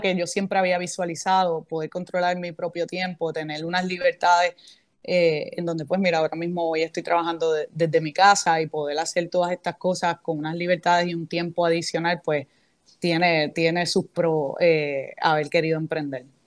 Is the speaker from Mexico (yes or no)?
no; Aguadilla, Puerto Rico; also born or lived in Santo Domingo, Dominican Republic / Orlando, Florida; soy del pueblo de Aguadilla